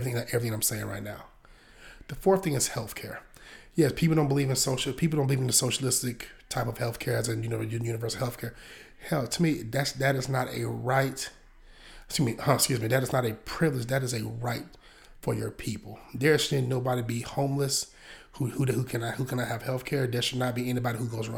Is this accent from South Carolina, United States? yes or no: yes; Hopkins, South Carolina, United States; moved away as an adult; I grew up in the rural area of Columbia, South Carolina. Shout out to Hopkins